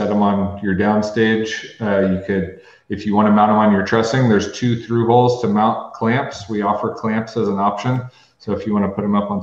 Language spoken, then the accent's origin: English; San Luis Obispo, California, United States; I could say San Luis Obispo